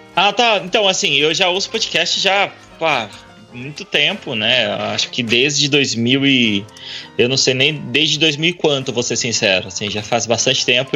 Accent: Indaiatuba, São Paulo, Brazil; Eu sou de Indaiatuba

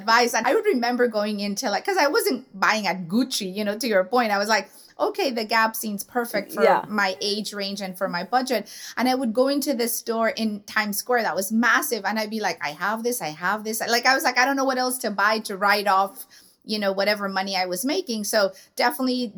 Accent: Tijuana, Baja California, Mexico; we lived in the border. I'm a border girl. I'm from Tijuana.

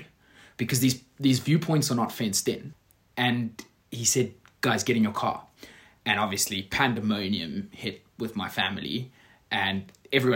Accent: Johannesburg, Gauteng, South Africa; also born or lived in Dubai; I grew up in Johannesburg, went to school in Johannesburg

